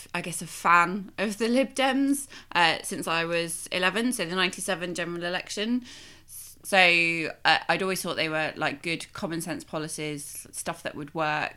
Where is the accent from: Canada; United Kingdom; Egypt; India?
United Kingdom; Nottingham, East Midlands; moved away as an adult; also born or lived in Devon / Poplar and Limehouse, London; now in London, United Kingdom; I was born in Devon and Mum and Dad moved us up to Nottingham like when I was about four